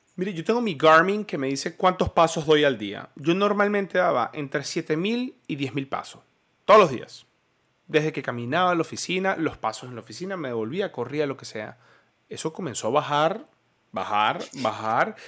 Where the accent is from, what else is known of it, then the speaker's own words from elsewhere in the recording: Venezuela; como venezolano